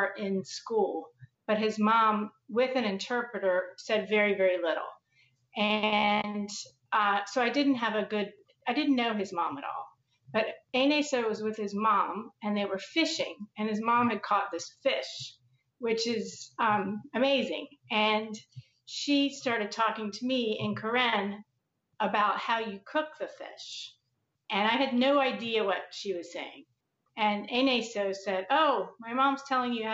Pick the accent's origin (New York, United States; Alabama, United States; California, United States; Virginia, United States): Virginia, United States; Charlottesville; also born or lived in Durham, North Carolina / Cambridge, Massachusetts / Prince George's County, Maryland / Arlington, Virginia; I grew up in Charlottesville, Virginia